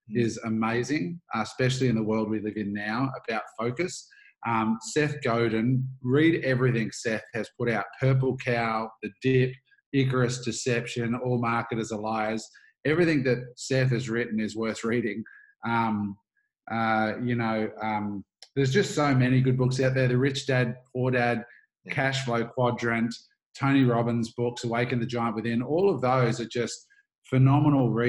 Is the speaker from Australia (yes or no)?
yes; Australia; also born or lived in United States; I grew up in Australia